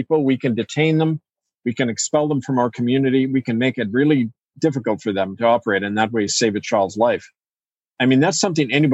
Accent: Canada; As a Canadian

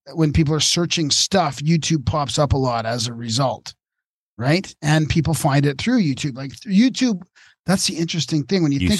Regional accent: Japan; English is a second language; moved away as an adult; now in United States; I grew up in Japan, so naturally I'm familiar with Shinto and Buddhism.

